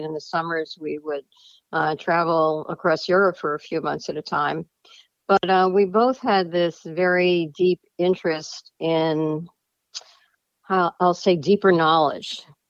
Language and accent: English; Scarsdale, New York, United States; also born or lived in Boston, Massachusetts; I grew up in Scarsdale, New York.